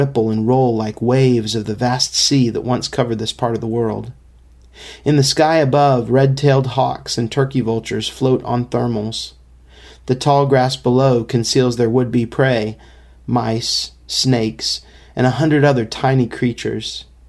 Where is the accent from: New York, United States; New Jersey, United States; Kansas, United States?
Kansas, United States; Manhattan; I was born and raised in Manhattan, Kansas